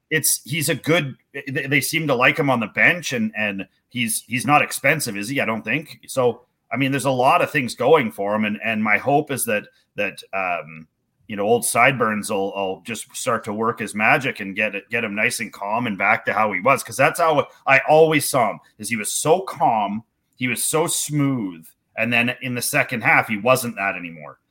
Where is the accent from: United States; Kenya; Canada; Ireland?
Canada; as being a Canadian baseball coach